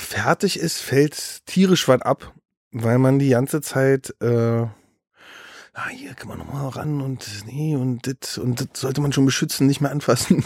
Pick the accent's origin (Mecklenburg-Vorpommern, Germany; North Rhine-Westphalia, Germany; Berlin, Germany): Berlin, Germany; Ich bin in, Be in Berlin Mitte groß geworden